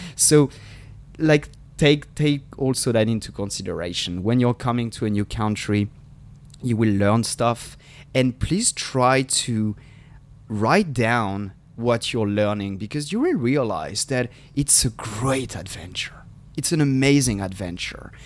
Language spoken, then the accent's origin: English; Paris, Île-de-France, France; English is a second language; moved away as an adult; now in San Diego, United States; I was living there for 20, 27 years of my life. And I love Paris. I feel like this is my hometown.